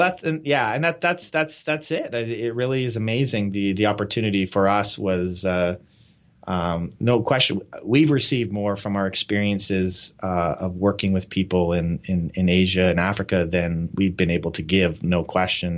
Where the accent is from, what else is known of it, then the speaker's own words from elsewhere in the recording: Canada; moved away as an adult; now in Nepal; so we're Canadian